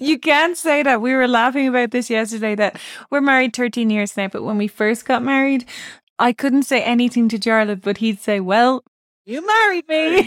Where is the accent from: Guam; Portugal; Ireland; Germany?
Ireland; Navan, Leinster; moved away; also born or lived in England; I grew up in Navan